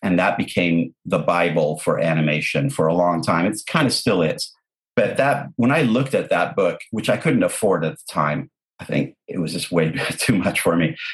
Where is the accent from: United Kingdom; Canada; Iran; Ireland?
Canada; English is a second language; also born or lived in Lebanon; We we moved from Lebanon to Canada when I was nine years old